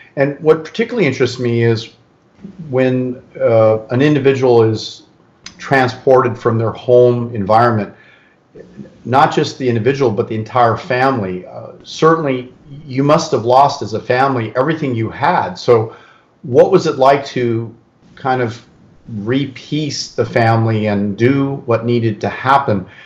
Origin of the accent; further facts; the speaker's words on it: California, United States; I'm really born and raised in California